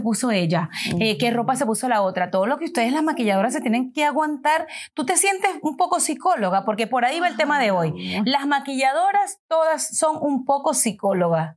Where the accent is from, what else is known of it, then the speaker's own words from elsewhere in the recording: Venezuela; Mariana y yo somos venezolanas